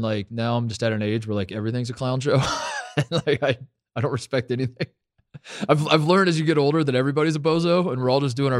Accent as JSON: {"language": "English", "town": "Indianapolis", "region": "Indiana", "country": "United States", "tie": "born or raised there", "said": "growing up in Indy"}